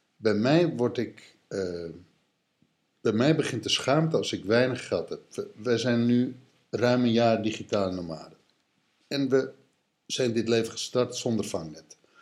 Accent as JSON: {"language": "Dutch", "area": "Texel", "region": "North Holland", "country": "Netherlands", "tie": "born or raised there", "said": "Ik, ik ben opgegroeid op Texel"}